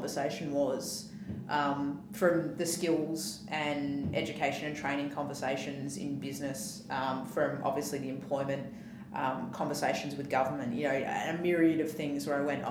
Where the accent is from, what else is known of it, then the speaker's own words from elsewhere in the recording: Western Australia, Australia; growing up in Western Australia is it's a very flat society